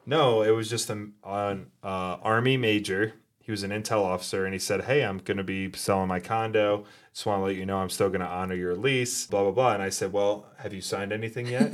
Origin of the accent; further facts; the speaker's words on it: New York, United States; moved away as an adult; also born or lived in Fort Carson, Colorado; now in Colorado, United States; originally from New York